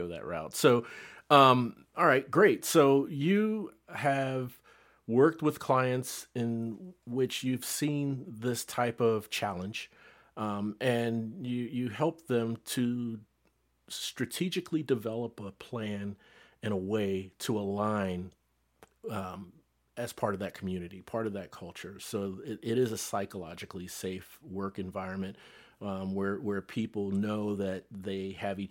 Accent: Cincinnati, Ohio, United States; moved away as an adult; also born or lived in North Texas; now in Plano, United States; Now, I live in North Texas, but I'm from Cincinnati, Ohio

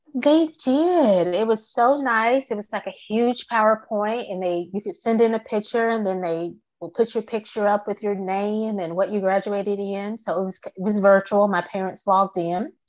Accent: Virginia, United States; moved away as an adult; also born or lived in Atlanta, Georgia; now in Georgia, United States; I am from the Atlanta area, and um, I was raised in Virginia primarily

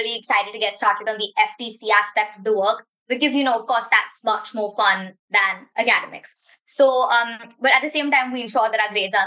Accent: Mumbai, Maharashtra, India; I'm from Mumbai, India, and I'm a part of Team Metrics

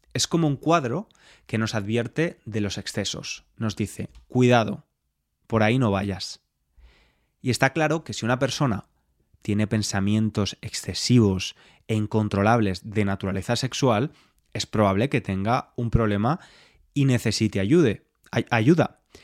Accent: Spain; soy español y me crié bajo esta religión

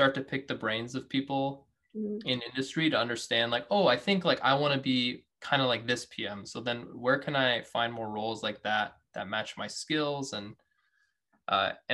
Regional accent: Washington, United States; I was born in Washington.

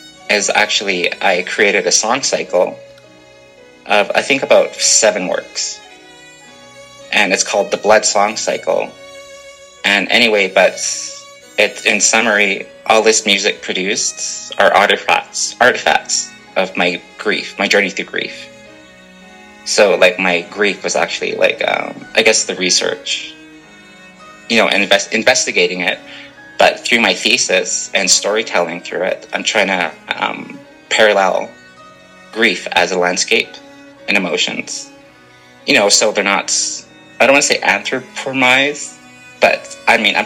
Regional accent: Canada; I am a Canadian

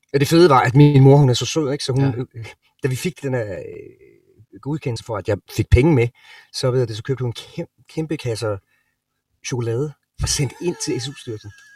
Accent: Sønderborg, Southern Denmark, Denmark; moved away as an adult; also born or lived in Los Angeles, United States; now in Copenhagen, Denmark; Sønderborg, hvor jeg er fra, som er syd øh, Jylland, Sønderjylland

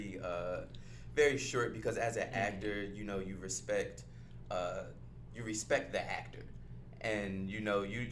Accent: Glassboro, New Jersey, United States; moved away as an adult; now in Los Angeles, United States; I'm from Jersey. I'm from South Jersey, Glassboro, New Jersey

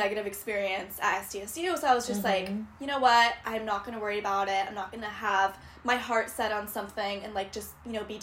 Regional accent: Huntington Beach, California, United States; I grew up in Orange County in Huntington Beach

